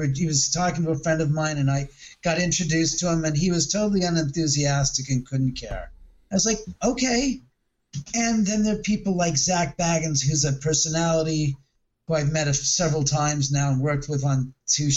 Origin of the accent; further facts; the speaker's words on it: Los Angeles, California, United States; the house I grew up in Bel Air